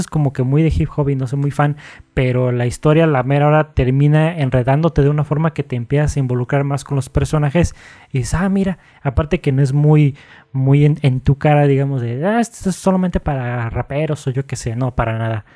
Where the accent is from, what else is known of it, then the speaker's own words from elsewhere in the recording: Mexico; como mexicanos